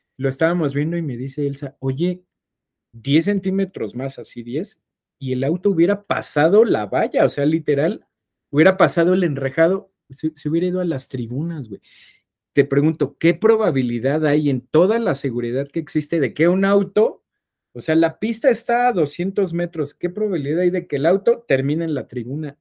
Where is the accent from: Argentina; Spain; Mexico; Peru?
Mexico; somos mexicanos